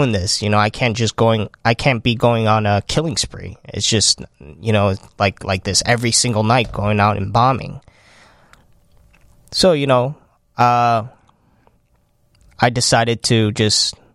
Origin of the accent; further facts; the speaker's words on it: Chicago, Illinois, United States; Uh, I'm from